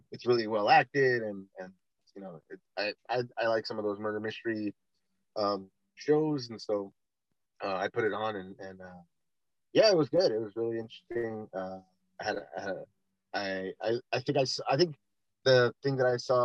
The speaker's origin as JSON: {"language": "English", "region": "California", "country": "United States", "said": "we're from California"}